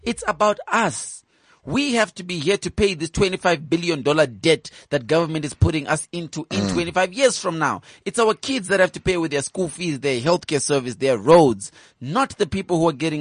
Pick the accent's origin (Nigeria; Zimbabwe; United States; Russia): Zimbabwe; Epworth, Mashonaland East; I am from Epworth. I grew up with Chidumu and Masende